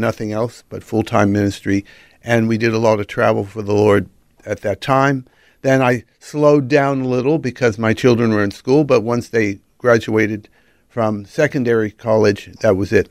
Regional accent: Los Angeles, California, United States; accent: American; moved away; also born or lived in Pacific Northwest / United Kingdom; Born and raised in Los Angeles, then moved to the Pacific Northwest

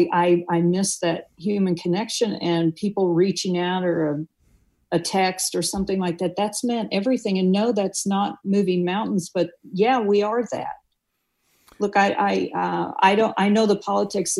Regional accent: Tornado Alley in Missouri, United States; moved away; I come from Tornado Alley in Missouri

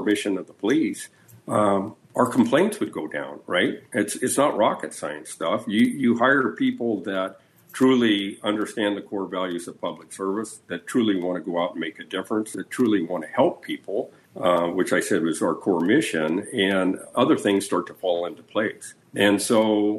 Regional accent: Richland, Washington, United States; I was born and raised in Richland, which is a neighboring jurisdiction to Kennewick in the Tri-City area in southeastern Washington state.

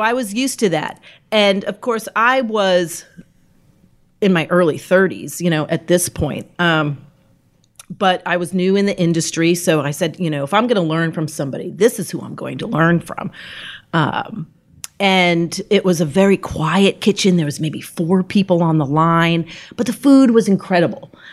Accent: New England, United States; moved away as an adult; also born or lived in New York; now in Richmond, United States; I grew up in New England, so I didn't know anything further south than New Jersey

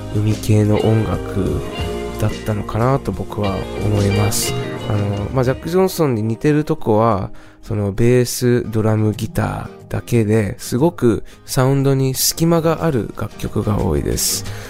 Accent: California, United States; moved away; 僕もともとカリフォルニア出身なんですが

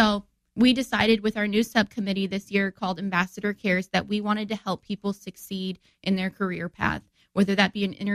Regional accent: Divernon, Illinois, United States; I'm from Divernon, and when I was little, I used to ride my bike around

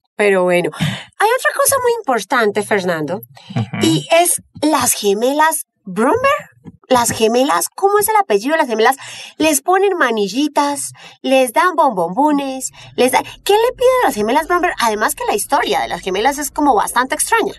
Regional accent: Bogotá, Colombia; cachaca de pura cepa

